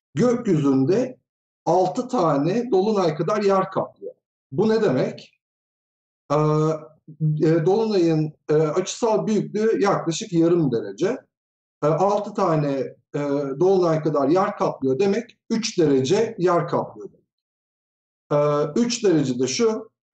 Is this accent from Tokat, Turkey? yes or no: yes; Tokat, Turkey; now in Ankara, Turkey; 1974 Tokat doğumluyum. Ankara'da yaşıyorum.